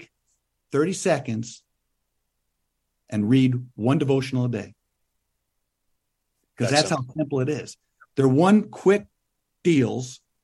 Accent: Western New York, United States; moved away; as a kid growing up in Western New York

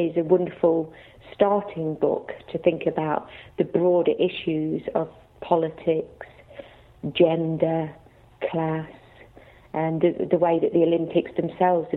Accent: Leicester, East Midlands, United Kingdom; I'm from Leicester

